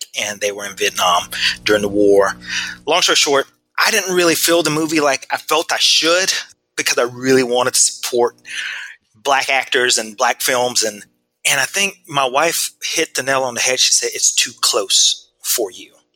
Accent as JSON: {"language": "English", "town": "Ohatchee", "region": "Alabama", "country": "United States", "tie": "born or raised there", "moved": "yes", "lives_now": "Arizona, United States", "said": "being black and being Asian in small town Alabama"}